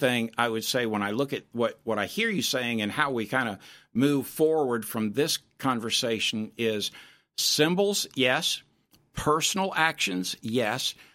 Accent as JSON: {"language": "English", "region": "Florida", "country": "United States", "tie": "born or raised there", "said": "When I was a kid growing up in Florida"}